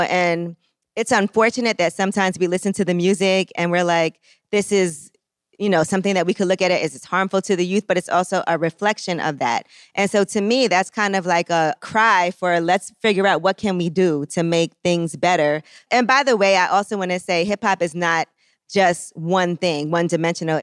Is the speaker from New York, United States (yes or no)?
yes; New York City, New York, United States; I grew up, just in Brooklyn. I'm from Flatbush.